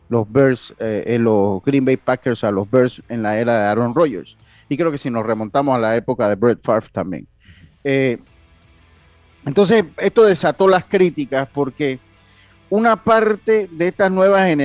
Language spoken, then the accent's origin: Spanish; Santo Domingo, Distrito Nacional, Dominican Republic; saludos desde la capital del mundo, desde la ciudad de Santo Domingo, claro que sí, la ciudad misa, de donde soy yo, de mi ciudad de Santo Domingo.